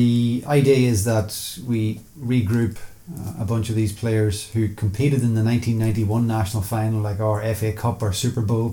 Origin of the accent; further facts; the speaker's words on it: Newry, Northern Ireland, United Kingdom; Originally from Newry in County Down